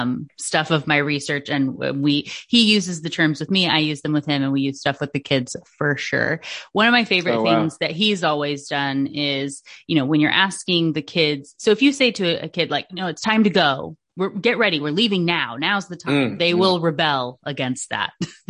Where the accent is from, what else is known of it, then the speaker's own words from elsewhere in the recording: Washington, United States; also born or lived in Alaska; In Washington State. So I'm originally from Alaska.